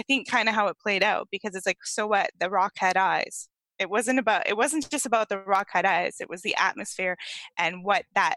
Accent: East Coast, Canada; moved away as an adult; now in British Columbia, Canada; I grew up in Canada. I had that dream on the East Coast, but I now live on the West Coast

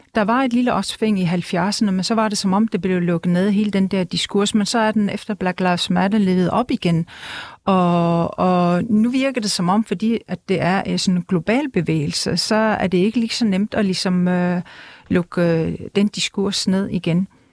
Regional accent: Greenland; first language Greenlandic; Danish is a second language; jeg talte grønlandsk med min familie og venner

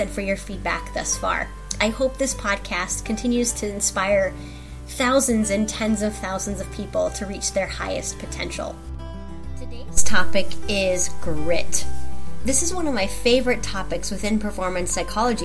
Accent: Sheldon, Iowa, United States; I grew up in Sheldon, Iowa

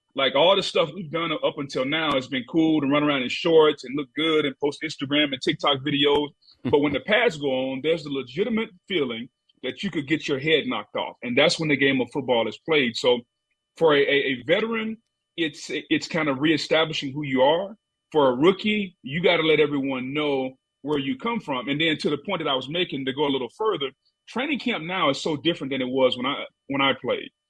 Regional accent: Louisiana, United States; accent: not really Southern and not really Cajun; I'm a country boy from Louisiana, so my accent is really kind of uh, not really Southern and not really Cajun

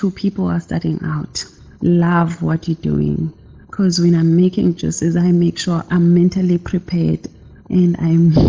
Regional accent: Lusikisiki, Eastern Cape, South Africa; now in Plettenberg Bay, South Africa; Born in Lusikisiki, but I am currently living in Plettenberg Bay, Western Cape. I was raised by my grandmother.

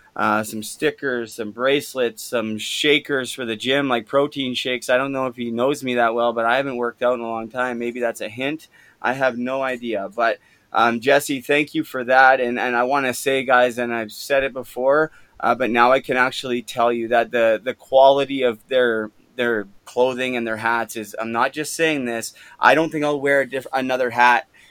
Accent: Canada; growing up in Canada, you know, we all love the game of hockey

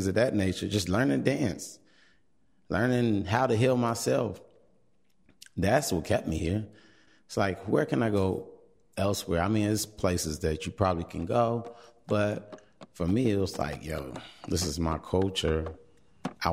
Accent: Chicago, Illinois, United States; I am from Chicago, born and raised, South Side, still on the South Side, in the Beverly area

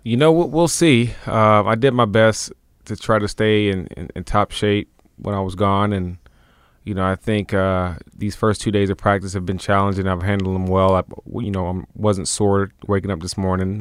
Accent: Tennessee, United States; We're both from Tennessee

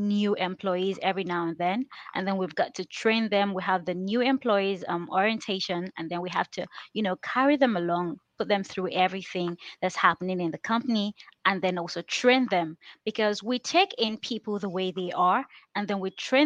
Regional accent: Nigeria; English is a second language; I grew up in the village

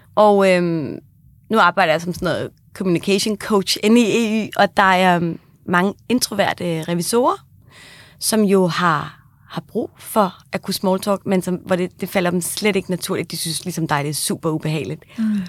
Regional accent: Kagerup, Capital Region of Denmark, Denmark; jeg kommer fra Kagerup, der ligger lige ved siden af Hillerød

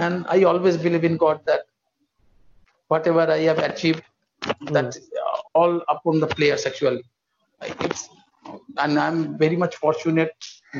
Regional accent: India; As an Indian, we should be proud of him.

